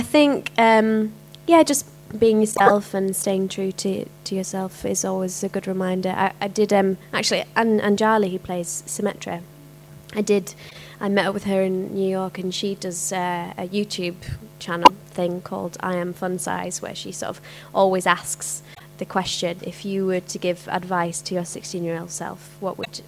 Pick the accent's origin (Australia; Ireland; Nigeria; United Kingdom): United Kingdom; Yorkshire and the Humber; accent: Cockney; moved away; I'm from Yorkshire and there wasn't a huge amount of opportunities up there for me